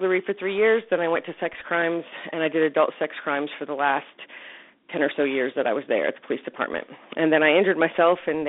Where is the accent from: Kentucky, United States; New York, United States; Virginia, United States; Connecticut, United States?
Virginia, United States; Northern; I grew up here in the Northern Virginia area and graduated from high school here